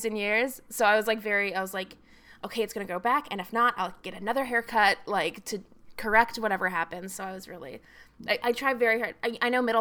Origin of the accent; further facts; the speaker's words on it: Agoura Hills, California, United States; also born or lived in Texas; I was born in Texas, and then when I was six, my mother and I moved. So my dad's still in Texas, my mom and I moved to Agoura Hills, California